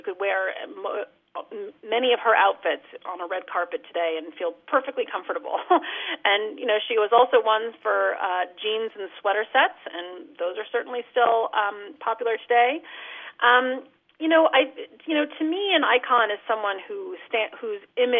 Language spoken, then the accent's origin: English; California, United States; also born or lived in outside of Boston; now in Boston area, United States; I'm from California, so I visit California regularly